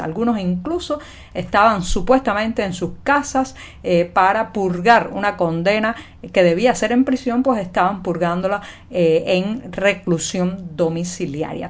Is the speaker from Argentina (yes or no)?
no; Cuba; cubana, periodista, ciudadana